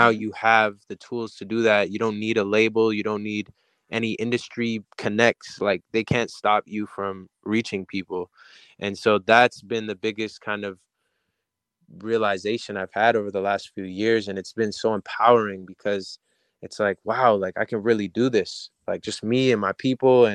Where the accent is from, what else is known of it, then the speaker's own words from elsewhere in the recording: Canada; moved away as an adult; now in Los Angeles, United States; my hometown in Canada